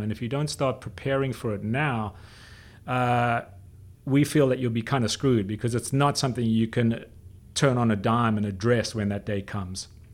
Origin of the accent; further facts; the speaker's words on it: South Africa; I grew up in South Africa when I was a kid